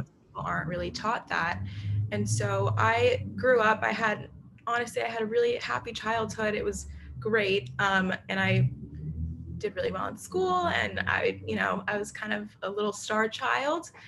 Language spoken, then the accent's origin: English; New York City, New York, United States; also born or lived in Nashville, Tennessee; I grew up in New York City.